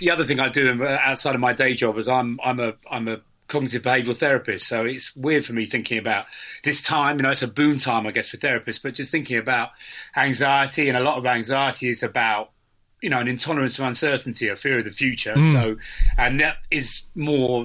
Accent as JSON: {"language": "English", "town": "Cambridge", "region": "East of England", "country": "United Kingdom", "tie": "born or raised there", "said": "I grew up in Cambridge."}